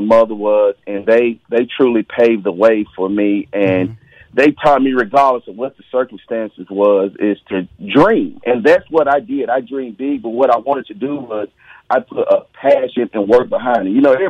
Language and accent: English; Mississippi, United States; I'm from Mississippi. I probably eat a lot of collard greens with my hands.